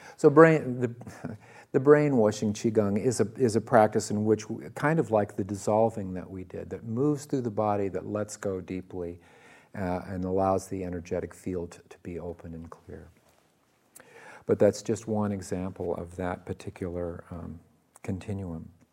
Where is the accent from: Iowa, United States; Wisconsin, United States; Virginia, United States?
Iowa, United States; I was born in the Midwest, in Iowa, of all places